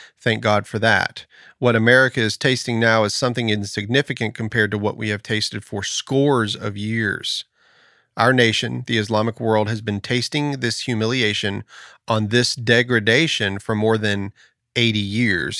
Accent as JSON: {"language": "English", "country": "United States", "said": "I am an American, and I do have a sense of pride about being an American"}